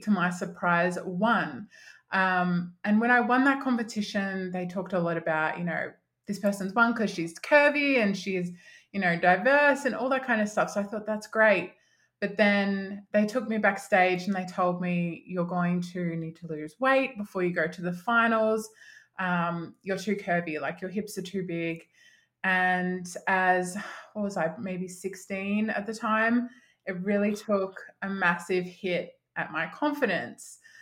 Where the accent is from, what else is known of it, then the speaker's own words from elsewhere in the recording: Mildura, Victoria, Australia; now in Melbourne, Australia; my hometown. So I'm from a country town called Mildura